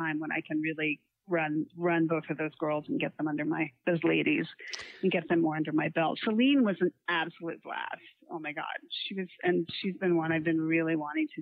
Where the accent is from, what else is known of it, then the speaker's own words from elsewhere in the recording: Florida, United States; my hometown